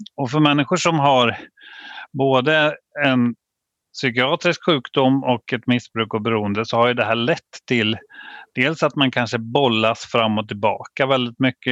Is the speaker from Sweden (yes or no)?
yes; Vadstena, Östergötland, Sweden; jag är ju uppväxt i Vadstena